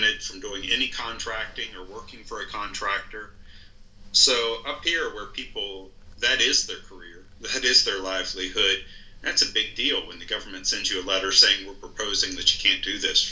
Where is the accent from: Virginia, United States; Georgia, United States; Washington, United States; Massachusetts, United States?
Virginia, United States; Shenandoah Valley; moved away as an adult; also born or lived in Richmond, Virginia; now in Woodbine, United States; I grew up over in the Shenandoah Valley of Virginia